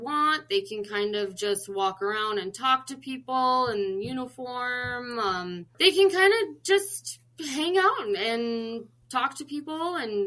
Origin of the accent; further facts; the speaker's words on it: Chicago, Illinois, United States; moved away as an adult; now in North Dakota, United States; I'm originally from Chicago